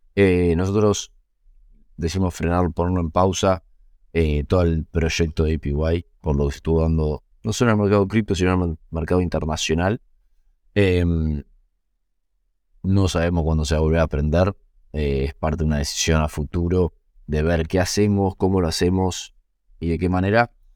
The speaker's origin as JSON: {"language": "Spanish", "country": "Argentina", "said": "los founders seamos argentinos, eh, o algunos de los founders somos argentinos"}